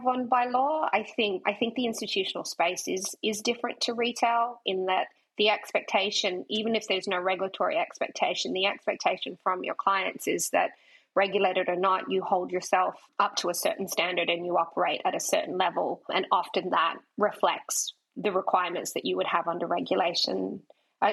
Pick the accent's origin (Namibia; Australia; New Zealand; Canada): Australia; accent: Australian; my Australian accent